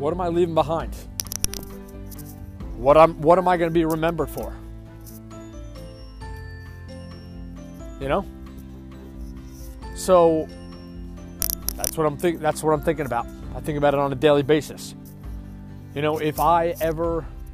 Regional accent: Long Island, New York, United States; moved away; born and raised on Long Island, which I was

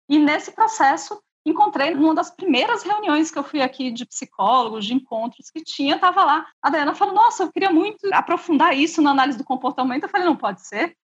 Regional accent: São Paulo, Brazil; eu vim de São Paulo, minha formação foi toda lá.

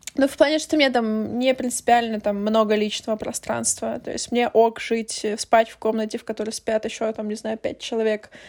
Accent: Ukraine; moved away; я из Украины

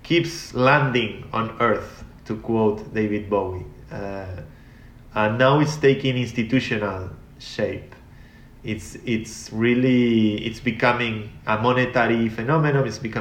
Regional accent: Argentina; I come from Argentina. I come from a poor country

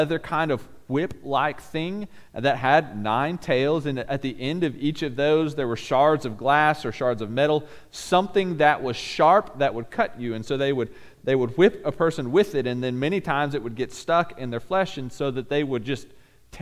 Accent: Bixby, Oklahoma, United States; We lived in a cul-de-sac growing up in Bixby.

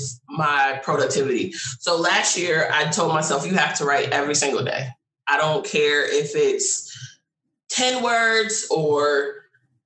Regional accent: Connecticut, United States; I'm from Connecticut.

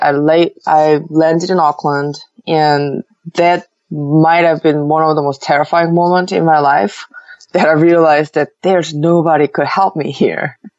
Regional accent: Seoul, South Korea; moved away as an adult; I was born and raised in Seoul most of my life

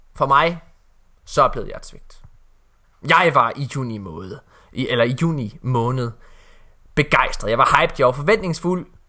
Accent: West Jutland, Central Denmark Region, Denmark; hele min nationalitet som vestjyde

